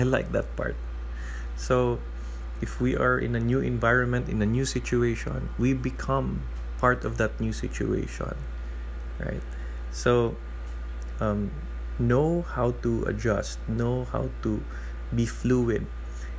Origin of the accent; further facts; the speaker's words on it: Cebu, Central Visayas, Philippines; now in Manila, Philippines; I am originally from Cebu, and when I transferred to Manila, it's like 12 times bigger than where I come from, and I had to adapt even in the way I speak